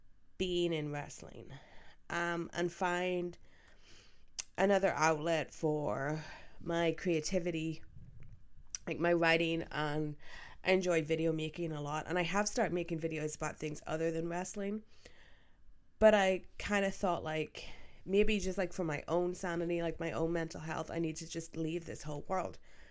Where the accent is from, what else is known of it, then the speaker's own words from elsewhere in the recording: Belfast, Northern Ireland, United Kingdom; Growing up in Belfast, it's not easy being, you know, a wrestling fan in Belfast in general